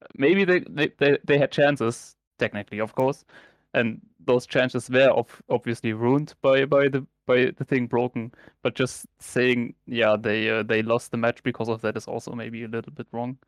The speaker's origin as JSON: {"language": "English", "country": "Germany", "tie": "born or raised there", "said": "I'm obviously born and raised in Germany"}